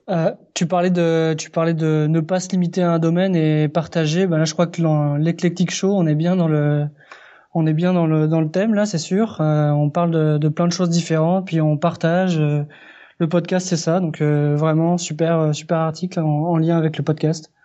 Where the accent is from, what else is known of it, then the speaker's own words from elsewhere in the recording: France; moved away as an adult; now in Quebec, Canada; je suis effectivement français. J'habite au Québec depuis trois ans et demi et je suis d'origine espagnole